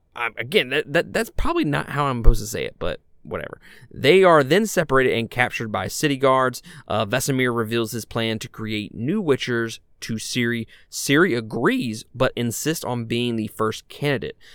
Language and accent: English; Mississippi, United States; I'm a guy from Mississippi.